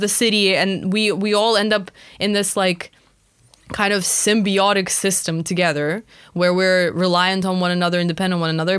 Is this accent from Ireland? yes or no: no; Russia; moved away; when I was growing up in Russia, it was just so normal to, like, know all of our neighbors